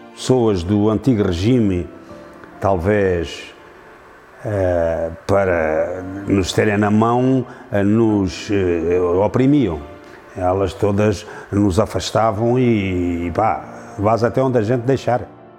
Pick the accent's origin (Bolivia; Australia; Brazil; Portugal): Portugal; Serpa, Alentejo; Nasci em Serpa e aqui sempre tenho residido